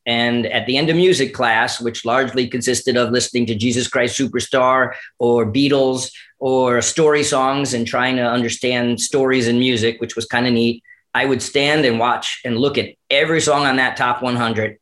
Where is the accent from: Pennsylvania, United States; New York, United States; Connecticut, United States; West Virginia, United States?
Connecticut, United States; Newington; growing up in Newington, Connecticut, right outside of Hartford